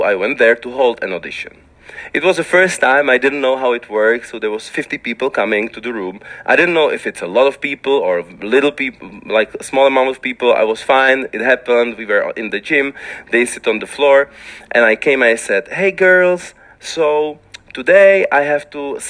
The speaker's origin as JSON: {"language": "English", "region": "Liberec Region", "country": "Czechia", "said": "when I was young in my city, it was difficult because I was the only black guy in the town"}